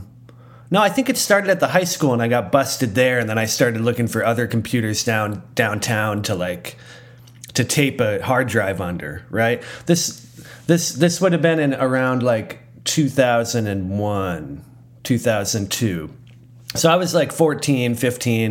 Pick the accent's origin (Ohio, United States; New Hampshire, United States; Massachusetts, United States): New Hampshire, United States; I grew up in New Hampshire, and I too went to church